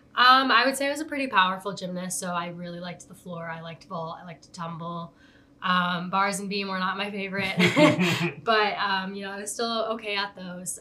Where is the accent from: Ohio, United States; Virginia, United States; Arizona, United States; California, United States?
Arizona, United States; Tucson; also born or lived in Upper Peninsula, Michigan; I was born in Upper Michigan, but um, and most of my family's from there, but most of my time has has been spent in Tucson. Um, I moved here when I was three, almost four years old.